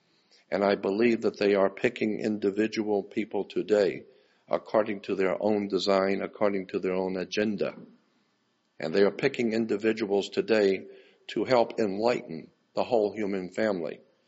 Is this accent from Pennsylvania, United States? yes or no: no; Gulf Breeze, Florida, United States; I was born and raised in Gulf Breeze, Florida.